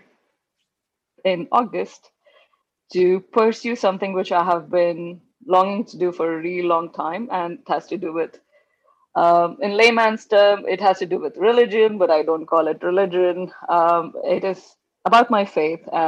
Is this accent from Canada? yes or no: no; India; moved away as an adult; also born or lived in London, United Kingdom / Dubai, United Arab Emirates / Amsterdam, Netherlands; now in California, United States; I was born in India. Being an Indian, and growing up in an Indian family